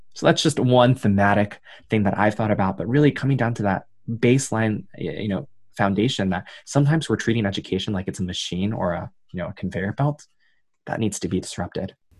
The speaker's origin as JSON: {"language": "English", "town": "New York City", "region": "New York", "country": "United States", "tie": "born or raised there", "said": "I grew up in Queens, New York, son of two Taiwanese immigrants"}